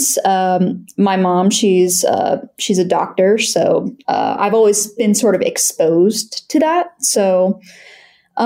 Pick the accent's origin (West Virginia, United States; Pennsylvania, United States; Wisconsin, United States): Pennsylvania, United States; Lancaster; moved away as an adult; also born or lived in Shippensburg, Pennsylvania; originally I'm from Lancaster, Pennsylvania, so home of the Amish